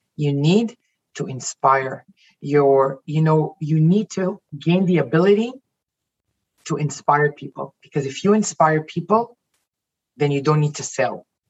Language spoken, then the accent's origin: English; Jerusalem, Jerusalem District, Israel; also born or lived in United States; now in Toronto, Canada; I was born in Jerusalem, Israel. I was raised in you know in, in Israel, and I moved to the U.S. In, back in 2001, and then ended up in in Canada in 2004, and I'm still in Toronto, Canada.